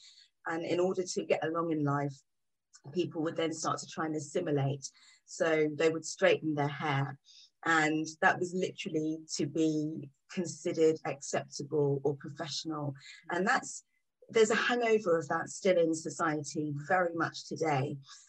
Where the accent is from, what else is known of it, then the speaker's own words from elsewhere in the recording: England, United Kingdom; now in London, United Kingdom; So I grew up outside of London before I came into London and had a very similar experience to other people.